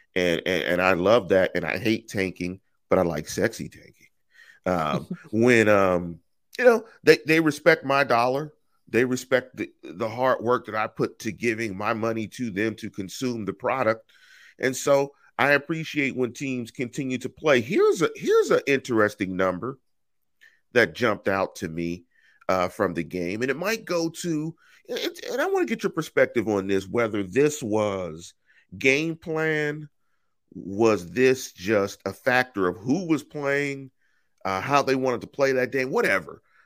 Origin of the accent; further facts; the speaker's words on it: Pittsburgh, Pennsylvania, United States; moved away; I'm from Pittsburgh. We're from Pittsburgh